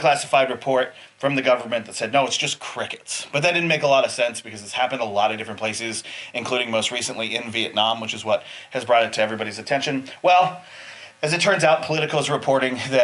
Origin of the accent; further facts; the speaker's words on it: Montana, United States; growing up in Montana